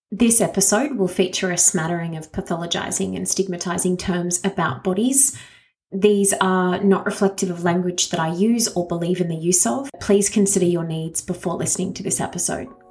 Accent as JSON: {"language": "English", "country": "Australia", "said": "me as an Australian"}